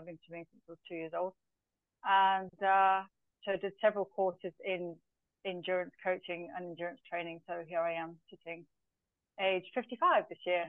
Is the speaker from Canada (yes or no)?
no; Zambia; now in Dubai, United Arab Emirates; So my background, first of all, I was born in Zambia of British parents. So I was raised in Africa with a very, I won't say strange upbringing, but a very different upbringing.